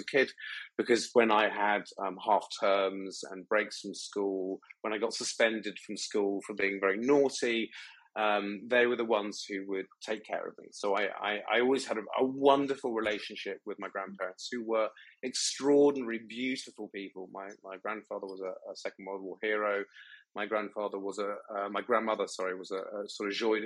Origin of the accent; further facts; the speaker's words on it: United Kingdom; moved away; also born or lived in Thailand; being British